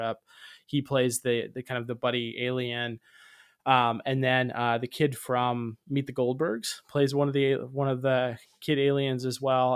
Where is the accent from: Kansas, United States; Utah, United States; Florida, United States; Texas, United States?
Florida, United States; Tampa; I'm from Tampa, Florida